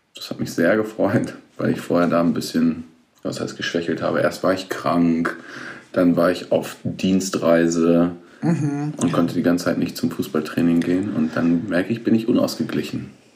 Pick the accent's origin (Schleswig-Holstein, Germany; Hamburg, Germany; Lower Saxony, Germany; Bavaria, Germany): Lower Saxony, Germany; village near Hemmingen, near Hanover; Ich komme ja aus dem Dorf in der Nähe von Hemming. Das ist ja hm. sehr nah an Hannover dran.